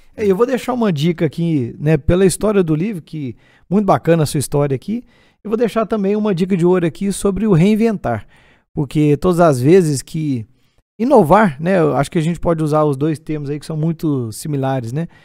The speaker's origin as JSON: {"language": "Portuguese", "town": "Divinópolis", "region": "Minas Gerais", "country": "Brazil", "said": "isso aqui é lá da minha cidade"}